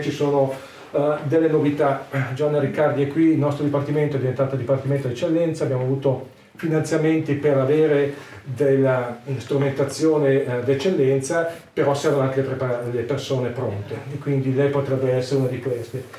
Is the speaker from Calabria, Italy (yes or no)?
no; Brianza, Lombardy, Italy; also born or lived in Milan / Pavia; Io sono brianzolo, abito in Brianza